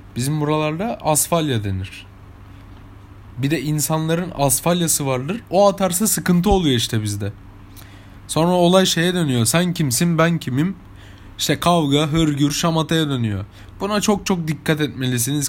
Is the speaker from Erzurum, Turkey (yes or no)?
no; İzmir, Turkey; Ben, ben İzmir'de yaşıyorum. İzmir'de büyüdüm. İzmir'de çocukluğum geçti